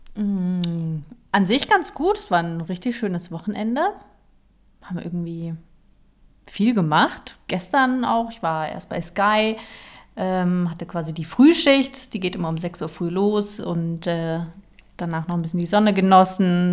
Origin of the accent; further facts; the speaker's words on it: Berlin, Germany; ich komme aus Berlin, muss man dazu sagen. Ich bin in, in Berlin geboren